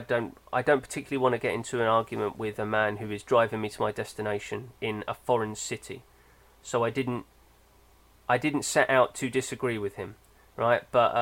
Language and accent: English; Germany; even though I identify as European and German, I am British in the way that I don't want to be rude to people.